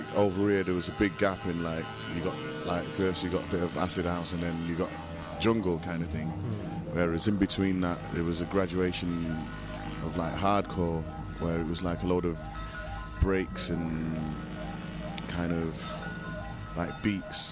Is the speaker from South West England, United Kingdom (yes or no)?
no; Manchester, North West England, United Kingdom; moved away as an adult; now in New York, United States; I'm from Manchester in England